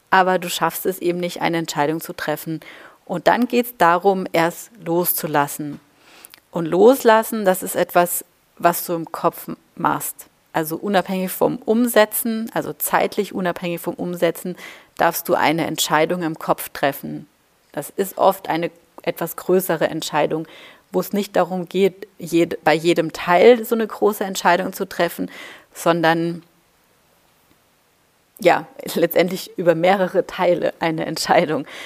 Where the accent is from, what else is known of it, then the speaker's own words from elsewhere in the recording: Baden-Württemberg, Germany; also born or lived in Bavaria; Da da bin ich in Baden-Württemberg und Bayern groß geworden